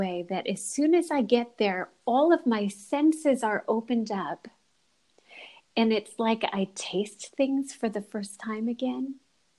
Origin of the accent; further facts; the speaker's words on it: Liguria, Italy; born there; I was born on the Italian Riviera. My dad was a medical student in the 1970s